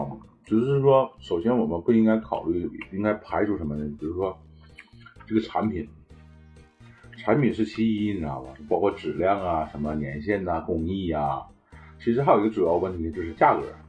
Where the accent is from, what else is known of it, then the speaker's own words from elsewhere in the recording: China; 我感觉我们中国人没有道理去不支持他这个车子，你知道吗？